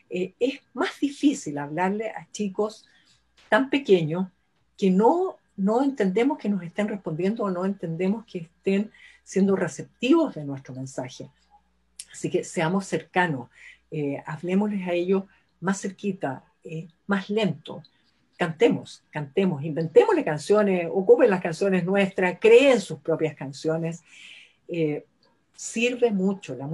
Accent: Chile; somos chilenos, así que es .cl.

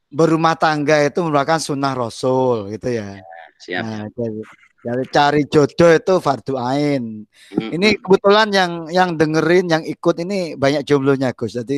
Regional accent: Pasuruan, East Java, Indonesia; Saya dari dulu kan asli saya Pasuruan nih.

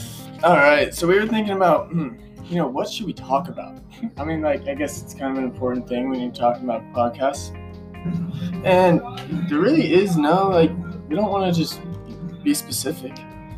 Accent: Idaho, United States; moved away as an adult; now in Texas, United States; I am from Idaho.

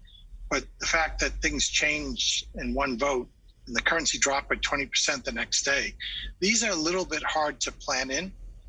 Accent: Massachusetts, United States; moved away as an adult; also born or lived in Silicon Valley, California; So I grew up in the East Coast in Massachusetts

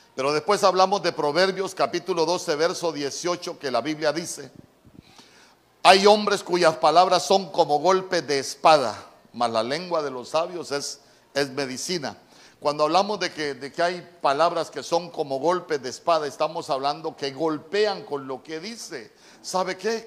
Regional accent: Honduras; En buen catracho, las palabras precipitadas, como decimos nosotros

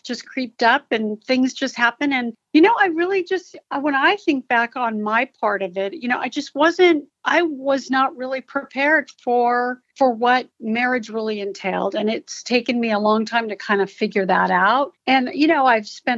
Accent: Torrance, California, United States; also born or lived in Oakland, California / Hawthorne, California; they moved to Torrance, California when I was a year old. So really, I'm from the South Bay area

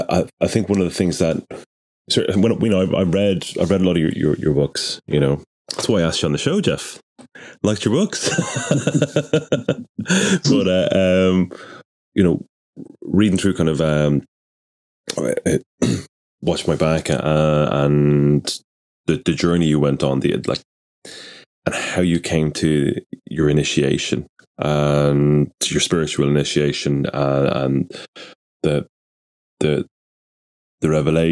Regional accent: Ireland; I'm Irish

